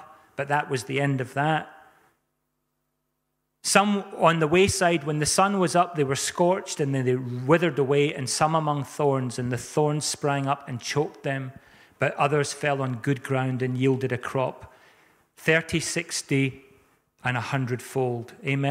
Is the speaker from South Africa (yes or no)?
yes; South Africa; I was brought up in South Africa. We had violent hailstorms and rainstorms.